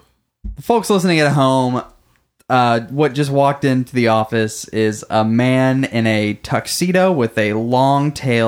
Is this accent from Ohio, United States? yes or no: no; Beaumont, Texas, United States; Predominantly, I'm from Beaumont, Texas.